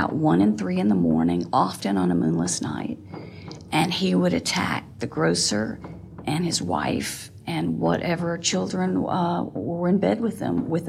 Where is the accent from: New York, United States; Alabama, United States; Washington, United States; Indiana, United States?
Alabama, United States; Montgomery; I am from Montgomery, Alabama.